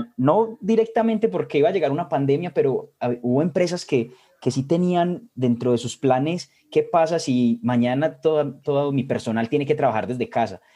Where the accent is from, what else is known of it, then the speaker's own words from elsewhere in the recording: Medellín, Antioquia, Colombia; soy de Colombia, Medellín específicamente